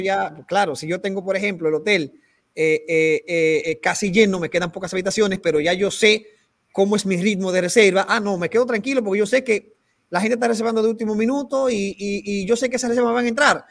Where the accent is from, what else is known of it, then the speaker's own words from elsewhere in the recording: Peru; como decimos aquí en Perú